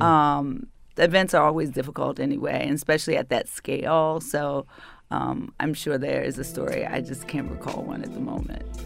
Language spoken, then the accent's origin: English; Baltimore, Maryland, United States; accent: northern; moved away as an adult; also born or lived in New York City; I am a native daughter. I'm from Baltimore City